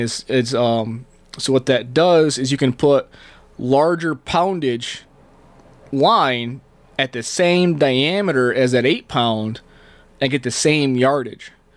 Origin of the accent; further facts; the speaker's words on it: Canada; also born or lived in New York State, United States; now in Arizona, United States; I grew up in Canada. Um, you talk to anybody that met me when I first moved here, I said a a lot.